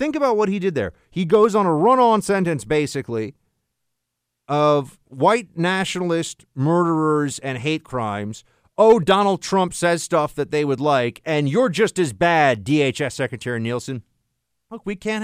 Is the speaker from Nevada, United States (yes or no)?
no; New York City, New York, United States; here in New York City